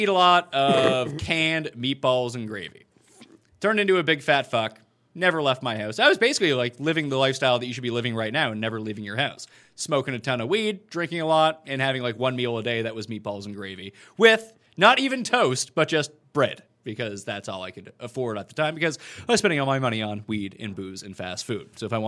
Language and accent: English; Canada